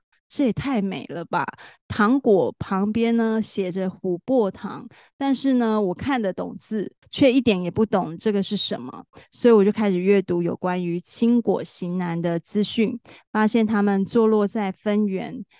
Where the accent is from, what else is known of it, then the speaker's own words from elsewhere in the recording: Taichung, Taiwan; 我自己本身是台中人